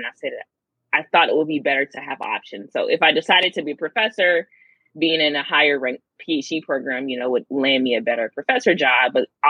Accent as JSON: {"language": "English", "region": "the South", "country": "United States", "said": "I'm from the South, being warm all year, I couldn't really complain, right?"}